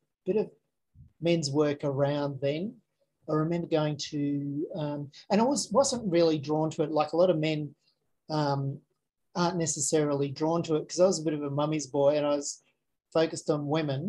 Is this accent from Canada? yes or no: no; Frankston, Victoria, Australia; moved away; also born or lived in Adelaide, South Australia / Queensland; I was born in Adelaide and then we moved to the Mornington Peninsula. So at Frankston